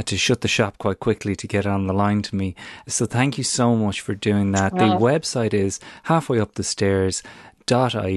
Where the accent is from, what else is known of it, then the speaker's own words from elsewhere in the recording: Ireland; moved away; Irish people abroad with relatives back home